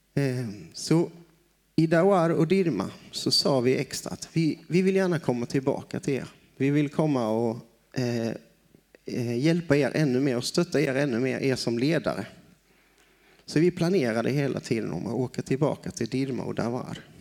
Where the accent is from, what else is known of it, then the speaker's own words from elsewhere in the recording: Broby, Skåne, Sweden; moved away as an adult; also born or lived in Osby / Brazil; now in Tanzania; Jag kommer ifrån en liten ort härifrån. Jag är född i Broby